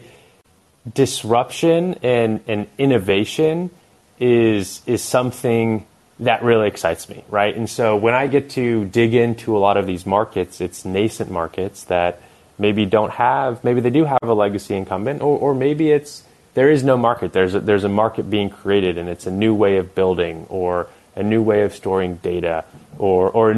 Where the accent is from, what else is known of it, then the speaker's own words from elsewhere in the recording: Bay Area, California, United States; growing up in the Bay Area